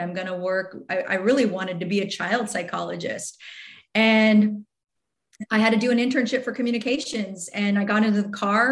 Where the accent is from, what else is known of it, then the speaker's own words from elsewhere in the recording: Riverside, California, United States; I grew up in Riverside